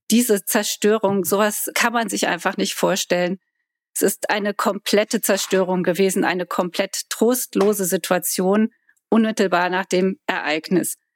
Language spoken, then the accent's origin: German; Koblenz, Rhineland-Palatinate, Germany; Ich komme aus Koblenz, meine Mutter kommt aus Adenau.